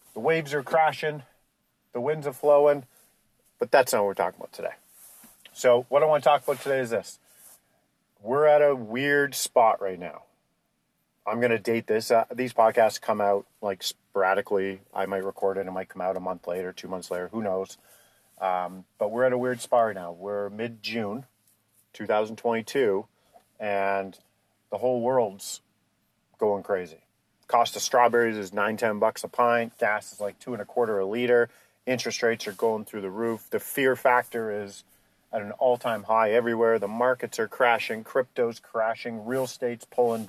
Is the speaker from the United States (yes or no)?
no; Canada; we're Canadian